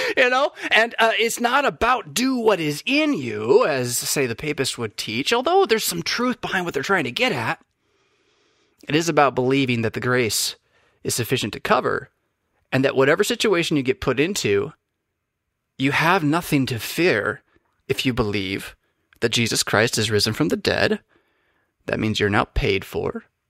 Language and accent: English; United States; as an American